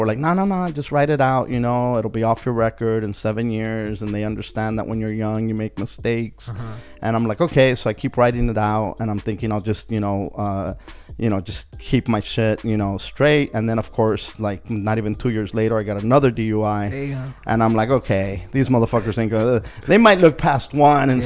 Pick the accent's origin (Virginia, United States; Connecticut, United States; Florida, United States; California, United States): California, United States; Wilmington; growing up in Wilmington, it was a tough neighborhood.